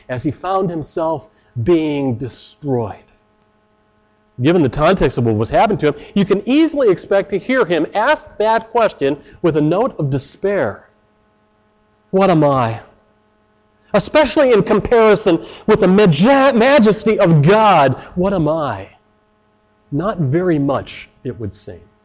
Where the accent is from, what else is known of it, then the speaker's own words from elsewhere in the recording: Chicago, Illinois, United States; moved away as an adult; now in Canada; I come from Chicago, and you got to put words in quickly